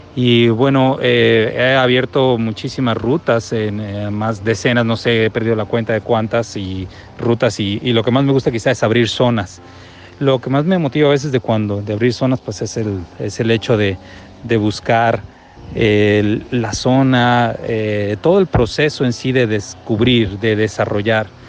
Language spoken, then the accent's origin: Spanish; Mexico; de México